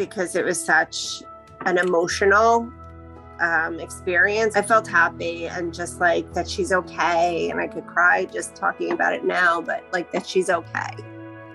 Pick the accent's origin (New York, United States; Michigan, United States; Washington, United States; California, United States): New York, United States; Hicksville; I'm from Hicksville, Long Island